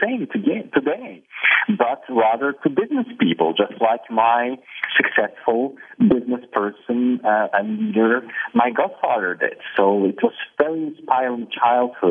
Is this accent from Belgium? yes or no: yes; Belgium; also born or lived in Poland; now in Barcelona, Spain; I ended up in Belgium as a three-year-old child.